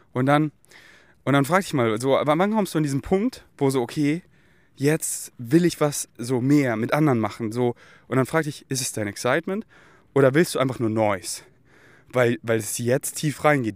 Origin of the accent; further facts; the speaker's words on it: Munich, Bavaria, Germany; ich bin ja hier so in München, hier wo ich aufgewachsen bin